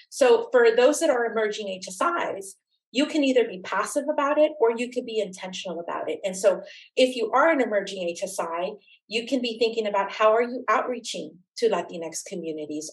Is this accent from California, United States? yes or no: yes; Oxnard, California, United States; I'm originally from Oxnard, California, um, which is southern, just an hour north of Los Angeles along the coast, very much an agricultural community, particularly when I was growing up